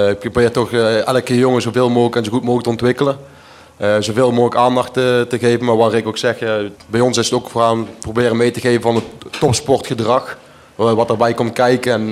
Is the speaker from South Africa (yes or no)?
no; Flanders, Belgium; En ik, eh, ik ben toch echt een Belg.